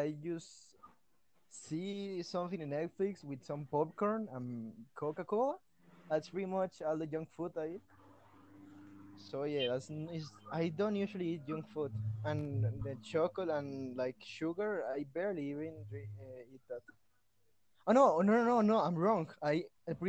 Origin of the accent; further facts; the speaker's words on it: Cali, Valle del Cauca, Colombia; English is a second language; I am from Cali, Colombia